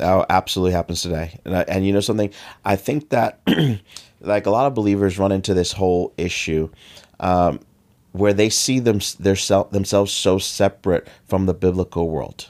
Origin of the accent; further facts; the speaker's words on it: United States; they saw I was from America